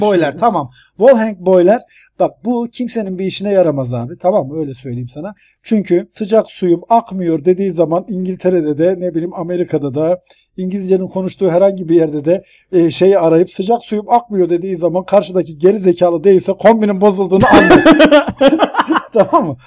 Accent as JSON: {"language": "Turkish", "country": "Turkey", "moved": "yes", "lives_now": "United States", "said": "bir Türkiye'li olarak"}